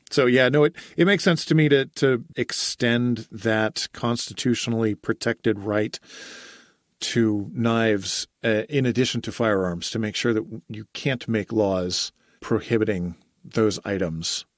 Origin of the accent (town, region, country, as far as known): United States